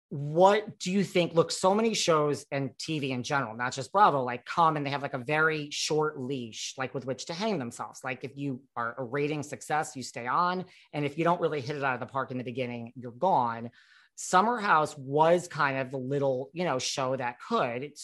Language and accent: English; New York, United States; like you said, like as a New Yorker, like that's what we do. Like we go to the Hamptons or Fire Island